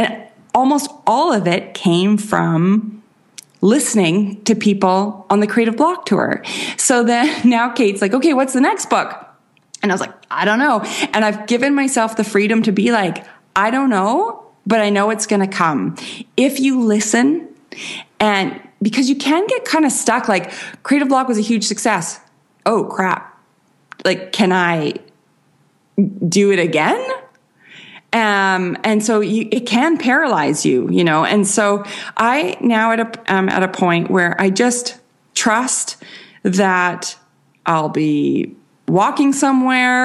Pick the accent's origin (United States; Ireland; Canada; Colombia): Canada; accent: Canadian; I am Canadian.